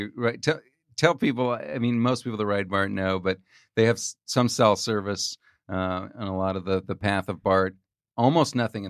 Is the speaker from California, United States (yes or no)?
yes; California, United States; I'm from Sonoma County.